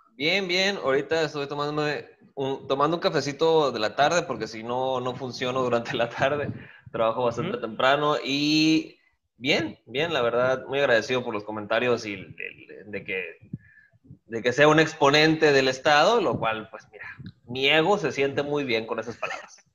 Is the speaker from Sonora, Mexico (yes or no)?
yes; Guaymas, Sonora, Mexico; moved away as an adult; todo eso de nacer, hacerme y malcriarme, todo eso fue en el heroico puerto de Guaymas. Ahí nací en el 87